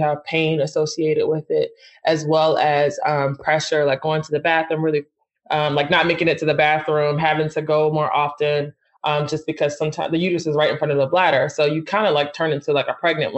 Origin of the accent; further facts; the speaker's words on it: Philadelphia, Pennsylvania, United States; I'm from Philly, and I think that colored my whole experience